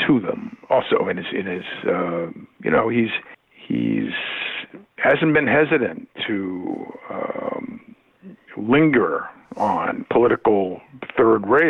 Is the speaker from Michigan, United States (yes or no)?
no; Boston, Massachusetts, United States; I come from Boston and Massachusetts, a blue state